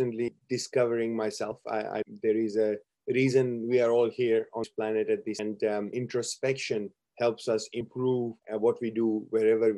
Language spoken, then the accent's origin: English; India; now in Brisbane, Australia; I come from India